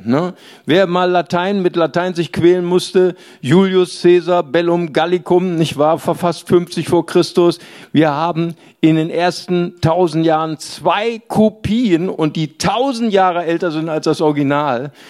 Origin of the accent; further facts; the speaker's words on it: Germany; ich bin Deutscher